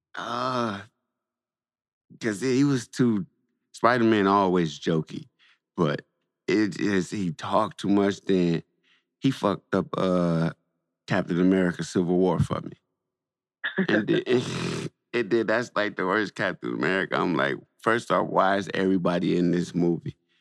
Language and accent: English; Saginaw, Michigan, United States; I'm from Saginaw